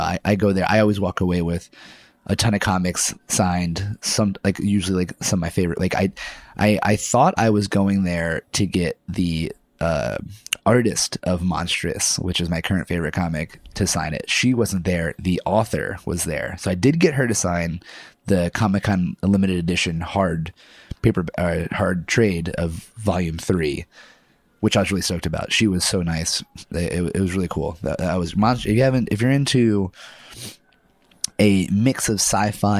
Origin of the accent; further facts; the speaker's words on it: Pennsylvania, United States; moved away; my friends from my hometown of Pennsylvania